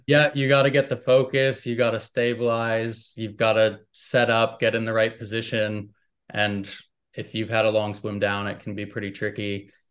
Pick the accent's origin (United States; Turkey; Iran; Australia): United States; I'm American